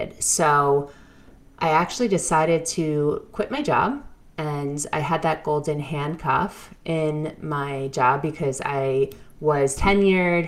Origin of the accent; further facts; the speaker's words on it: New York, United States; I came from New York, good family, family of educators